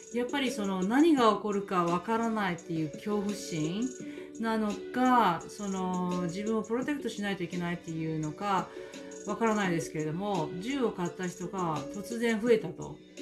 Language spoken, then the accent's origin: Japanese; Kyoto, Japan; accent: Kyoto dialect; now in Auckland, New Zealand; 私は京都でございます。えー、本当は京都弁話話します